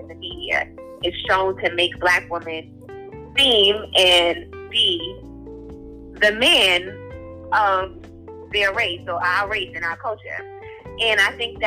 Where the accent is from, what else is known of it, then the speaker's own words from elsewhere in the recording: United States; I'm American